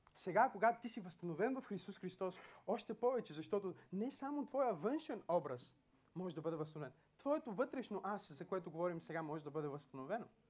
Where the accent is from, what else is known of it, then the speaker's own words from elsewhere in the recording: Bulgaria; ние имаме едно гражданство като българин